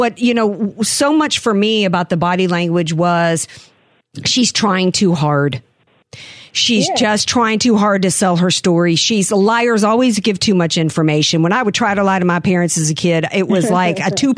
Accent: New Orleans, Louisiana, United States; I'm from New Orleans

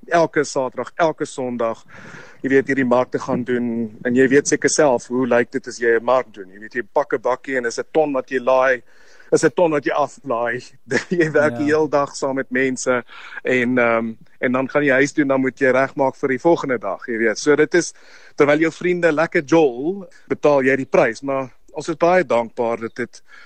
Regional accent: South Africa; ons as Afrikaners

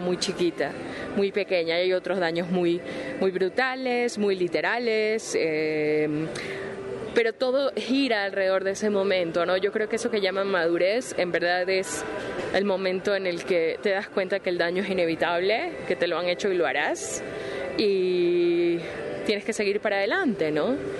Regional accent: Ecuador; soy ecuatoriana

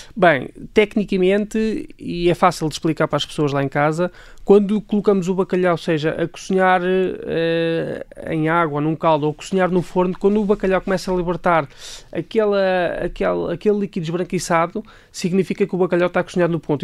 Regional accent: Leiria, Centro, Portugal; de Leiria, portanto, a minha cidade natal é Leiria

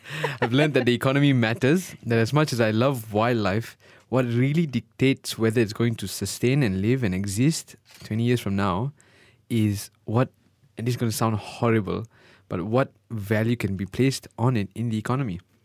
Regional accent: Malaysia; moved away; also born or lived in United Kingdom

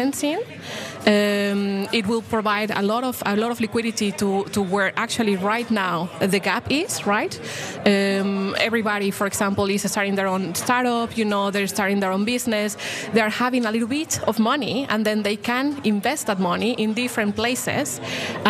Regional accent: Mexico; moved away; I come from Mexico, actually. You know, I was born there.

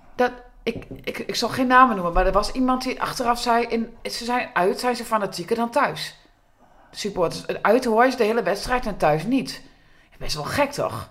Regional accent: Groenlo, Gelderland, Netherlands; ik uit Groenlo kom.

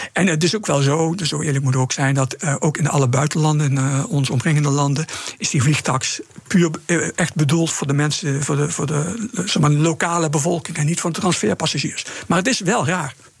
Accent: Netherlands; als Nederlanders

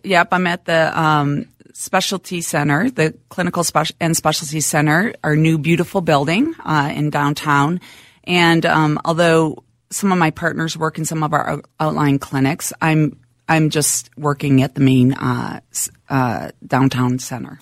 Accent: Minnesota, United States; Minnesota, born and raised, uh, grew up he, right here in town.

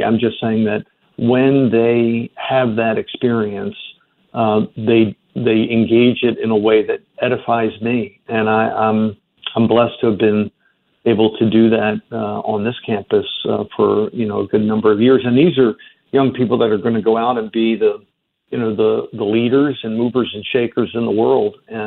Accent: Baltimore, Maryland, United States; moved away; I grew up in Baltimore

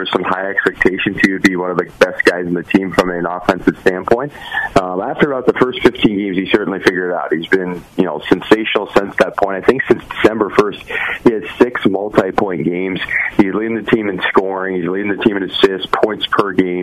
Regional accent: Santa Cruz, California, United States; I grew up in Santa Cruz, so I listened to Sharks games as a kid

